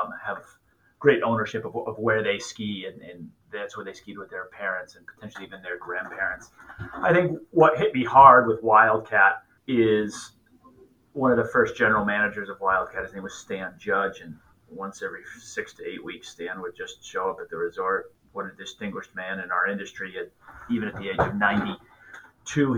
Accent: Connecticut, United States; moved away as an adult; also born or lived in Orlando, Florida / Park City, Utah / Vermont / New Hampshire; now in Bethel, Maine, United States; I grew up in Connecticut.

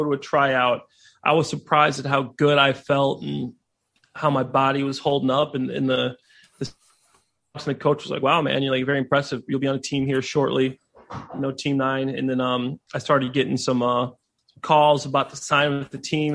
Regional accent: Dwight, Illinois, United States; also born or lived in Libertyville, Illinois; I was born in Libertyville, Illinois, but I'm actually from Dwight, Illinois

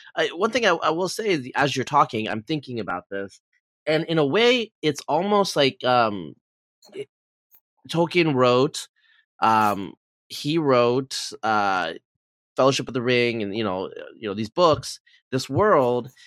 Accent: Pacific Northwest, United States; I'm from the Pacific Northwest

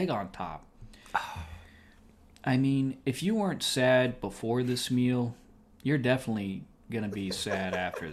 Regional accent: New England, United States; I'm from New England

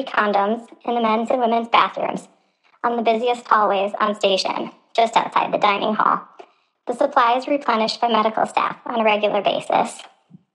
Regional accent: Midwest, United States; I'm from the Midwest

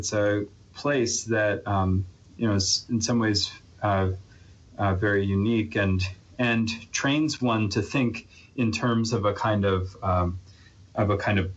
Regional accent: Arlington, Virginia, United States; moved away as an adult; also born or lived in New York; now in Colorado, United States; I grew up in the East Coast, in Virginia, and within the Beltway in Arlington, Virginia

